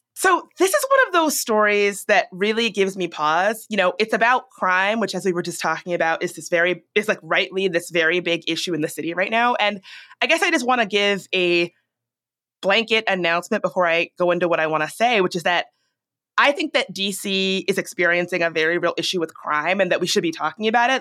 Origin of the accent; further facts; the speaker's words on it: Richmond, Virginia, United States; now in Washington, D.C., United States; I grew up in Richmond.